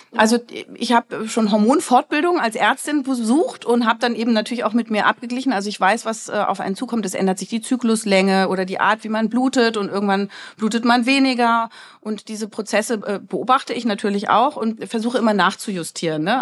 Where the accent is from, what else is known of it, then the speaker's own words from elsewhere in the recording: Berlin, Germany; ich komme aus Berlin